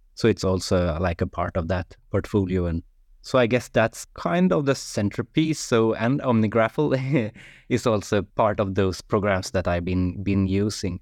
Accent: Sweden; English is a second language; now in Norway; I'm from Sweden, but I live in Norway, so it's like maybe my third language, English

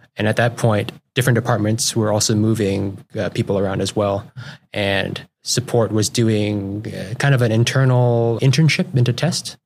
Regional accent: Juneau, Alaska, United States; also born or lived in South Everett, Washington / Connecticut; now in Seattle area, United States; I, uh, grew up in Juneau, Alaska

